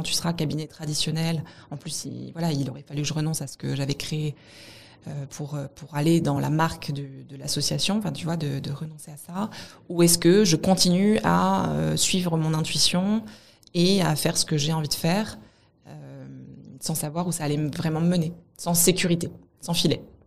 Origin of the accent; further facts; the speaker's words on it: Montpellier, Occitania, France; je viens de Montpellier